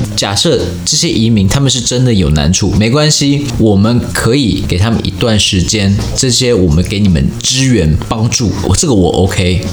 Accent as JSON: {"language": "Chinese", "country": "Taiwan", "said": "我就说我是台湾人"}